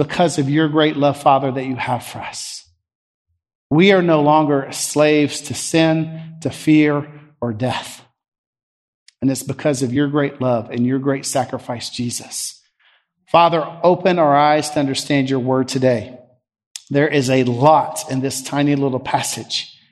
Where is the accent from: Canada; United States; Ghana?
United States